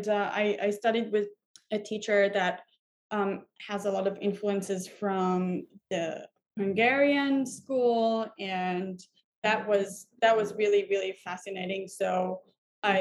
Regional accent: Tel Aviv, Tel Aviv District, Israel; moved away as an adult; also born or lived in Hamburg, Germany; now in New York City, United States; I was born and raised in Israel, in Tel Aviv specifically.

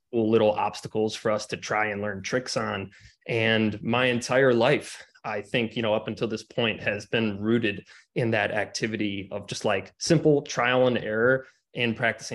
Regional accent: Cleveland, Ohio, United States; I grew up in Cleveland, Ohio

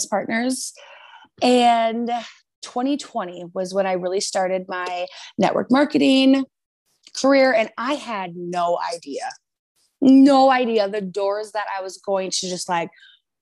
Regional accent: Rockford, Illinois, United States; I grew up in Rockford, Illinois with my grandparents

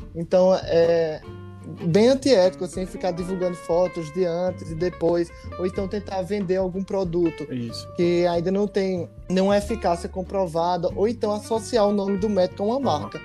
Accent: João Pessoa, Paraíba, Brazil; moved away; eles são lá de João Pessoa, de onde eu sou

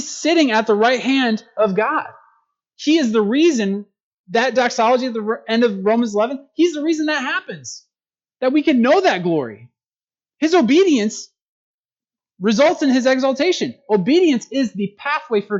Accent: United States; as Americans

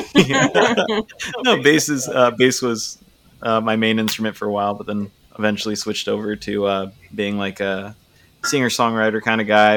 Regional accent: Chula Vista, California, United States; also born or lived in Portland, Oregon; now in Seattle, United States; I'm from Chula Vista

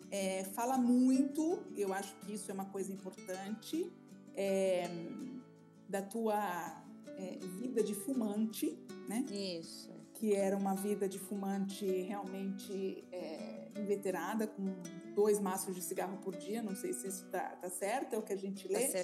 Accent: São Paulo, Brazil; Sim, sou de São Paulo.

